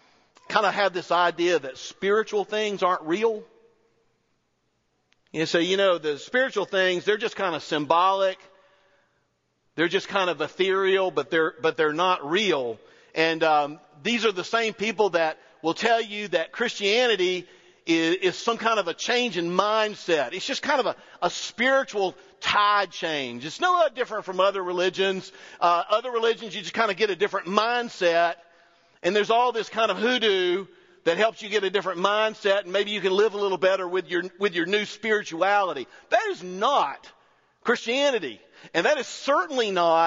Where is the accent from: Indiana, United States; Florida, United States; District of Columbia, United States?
Florida, United States; North; also born or lived in Auburn